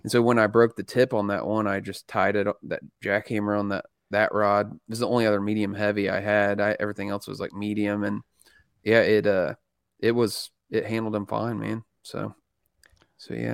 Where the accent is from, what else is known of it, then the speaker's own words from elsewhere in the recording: Indiana, United States; I'm a redneck from Indiana